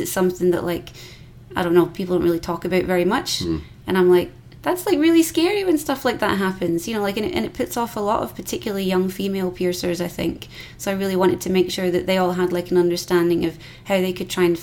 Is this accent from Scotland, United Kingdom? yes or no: yes; Scotland, United Kingdom; accent: Scottish